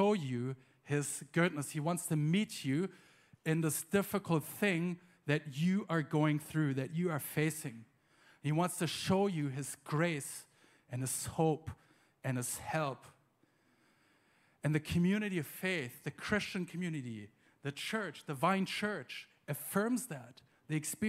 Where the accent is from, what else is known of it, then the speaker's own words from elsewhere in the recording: Germany; moved away; also born or lived in United States; I'm from Germany originally